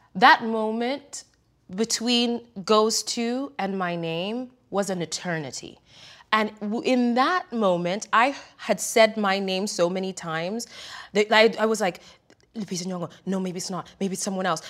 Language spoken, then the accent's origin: English; Kenya; now in United States; growing up in Kenya, um, and being educated in many ways, the Euro way